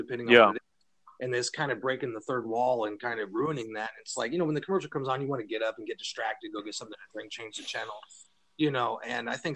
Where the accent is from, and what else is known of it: Bakersfield, California, United States; born or raised there